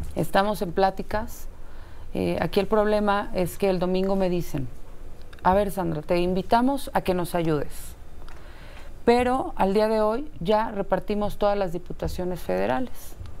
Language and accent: Spanish; Mexico City, Mexico; also born or lived in Coltongo, Mexico City; crecimos en Tepito más de 20 años.